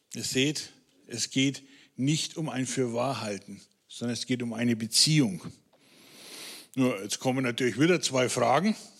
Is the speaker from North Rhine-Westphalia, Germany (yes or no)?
no; Franconia, Bavaria, Germany; Als Franke